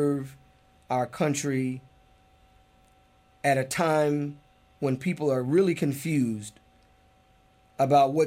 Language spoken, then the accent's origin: English; United States; As an American Muslim